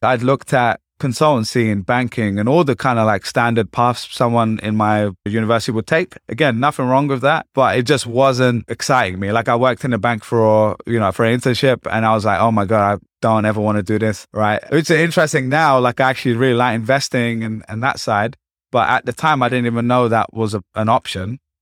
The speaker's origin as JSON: {"language": "English", "region": "London", "country": "United Kingdom", "tie": "born or raised there", "also_born_or_lived": "Essex", "moved": "as an adult", "lives_now": "New York, United States", "said": "I'm from East London"}